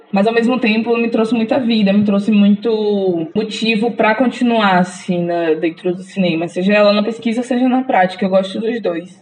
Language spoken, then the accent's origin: Portuguese; Valença, Bahia, Brazil; moved away as an adult; now in Maceió, Brazil; Eu sou de Valença, do interior da Bahia